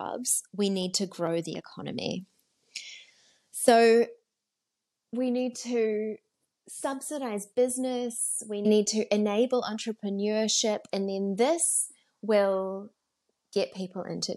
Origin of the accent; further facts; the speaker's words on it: New Zealand; now in South Africa; I'm from New Zealand originally. I'm married to a South African these days.